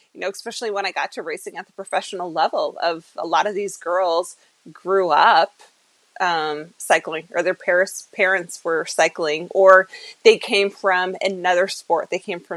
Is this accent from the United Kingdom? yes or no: no; New Brunswick, Canada; also born or lived in Ontario / Arizona; I was born in Ontario and raised in New Brunswick, so East Coast Canada.